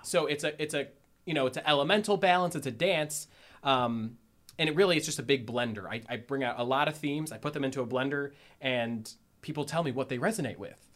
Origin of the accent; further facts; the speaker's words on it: Strongsville, Ohio, United States; moved away as an adult; now in Columbus, United States; I am from Northeast Ohio. Actually, grew up in Strongsville, Ohio.